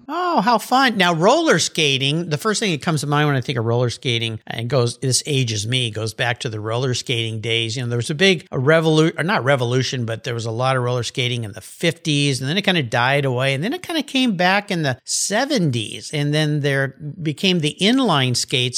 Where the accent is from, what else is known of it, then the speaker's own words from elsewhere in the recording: San Diego, California, United States; I grew up in Southern California, south of you, down in San Diego